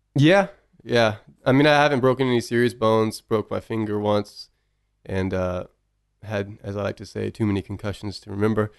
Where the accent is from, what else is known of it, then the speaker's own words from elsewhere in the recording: Bryan, Texas, United States; We grew up in Bryan